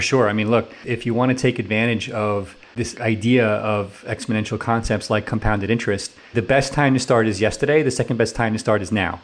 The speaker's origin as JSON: {"language": "English", "town": "New York City", "region": "New York", "country": "United States", "moved": "yes", "said": "I'm from New York City area originally"}